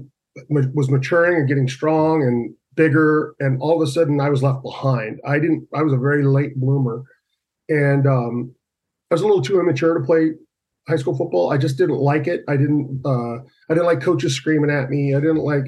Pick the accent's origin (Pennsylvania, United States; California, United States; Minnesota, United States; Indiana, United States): California, United States; Huntington Beach; moved away as an adult; also born or lived in Westminster, California; I was born and raised in Huntington Beach, California